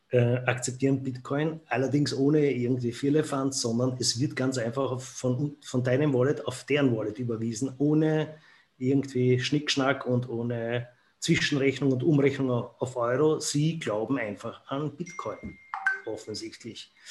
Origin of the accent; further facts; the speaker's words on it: Austria; ich, wie man hört, bin ja aus Österreich